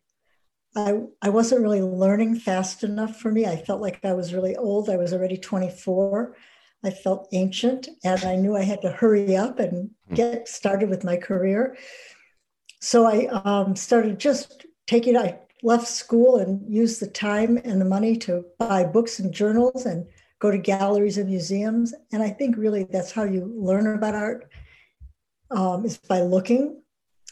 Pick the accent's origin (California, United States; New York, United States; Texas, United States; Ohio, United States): Ohio, United States; also born or lived in Wisconsin; I'm from Ohio